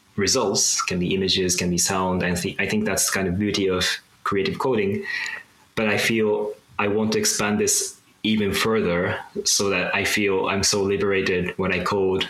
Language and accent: English; Japan; I'm from Japan